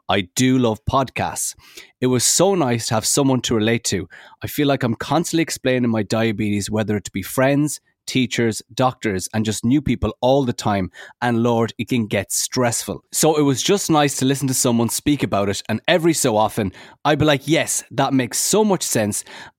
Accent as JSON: {"language": "English", "country": "Poland", "second_language": "English", "said": "The first one that comes to my mind is Poland, my home country and a country of my diagnosis."}